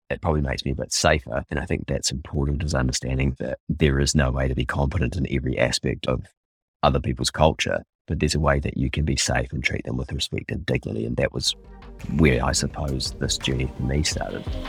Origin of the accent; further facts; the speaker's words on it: New Zealand; as a Māori